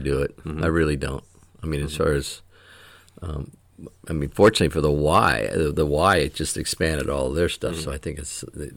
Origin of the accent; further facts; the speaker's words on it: Florida, United States; moved away; I grew up in Florida